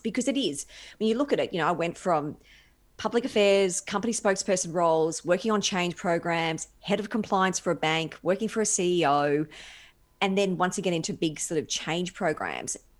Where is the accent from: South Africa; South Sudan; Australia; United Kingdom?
Australia; Brisbane, Queensland; moved away; So I'm a Brisbane girl by birth.